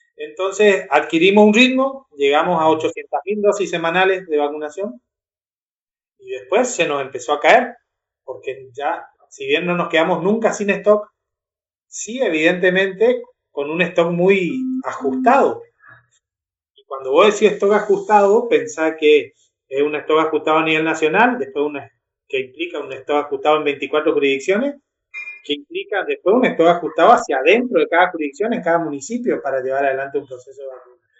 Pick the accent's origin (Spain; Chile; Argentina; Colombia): Argentina; somos argentinos